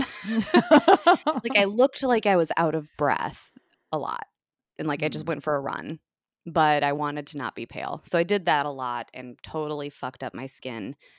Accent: United States; as an American

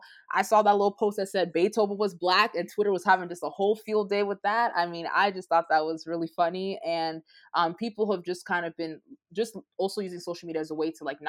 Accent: Nigeria; As African. I'm Nigerian and we say Koro.

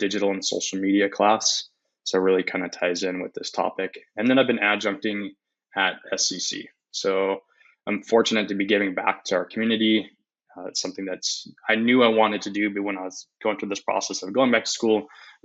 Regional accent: Spokane, Washington, United States; also born or lived in Eugene, Oregon; live in Spokane, basically born and raised in Spokane.

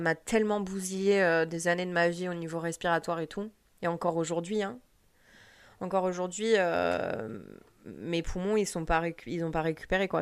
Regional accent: France; moved away; en tant que Française

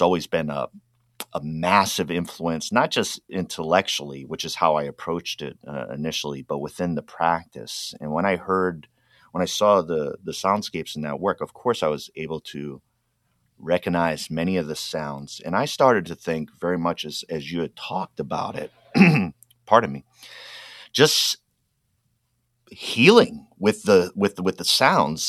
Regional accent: Rhode Island, United States; moved away; I grew up in Rhode Island, which means you grow up Roman Catholic.

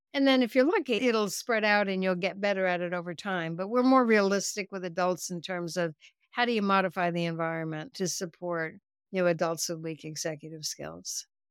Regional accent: United States; also born or lived in Norway; I grew up in the United States

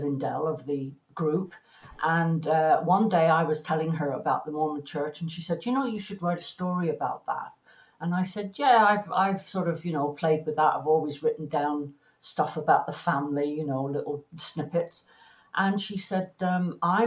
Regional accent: Plymouth, South West England, United Kingdom; moved away as an adult; also born or lived in London; now in Canada; I was born in Plymouth, in Devon, in England

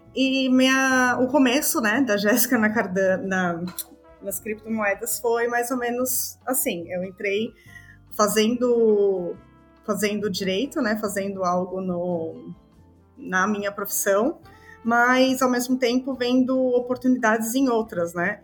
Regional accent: Balneário Camboriú, Santa Catarina, Brazil; moved away as an adult; also born or lived in São Paulo, Brazil; now in Greece; eu sou natural de São Paulo, morei minha vida inteira em, em Balneário Camboriú, em Santa Catarina. E hum, hoje, atualmente, eu moro na Grécia

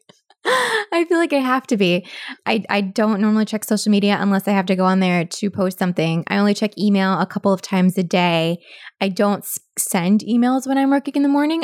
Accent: Annapolis, Maryland, United States; also born or lived in Pennsylvania; I've lived here all of my life except for college and then, like, a couple years post-college

